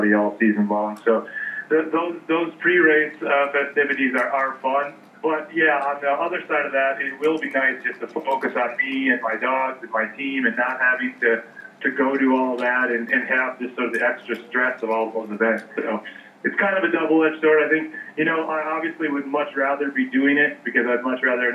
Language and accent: English; Minnesota, United States; moved away as an adult; now in Fairbanks, United States; I'm from Minnesota originally. I grew up there.